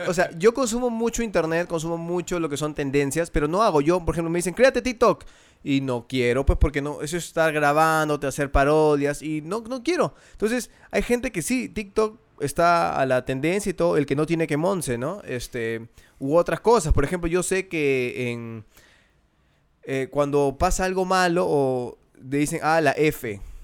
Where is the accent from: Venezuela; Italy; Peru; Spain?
Peru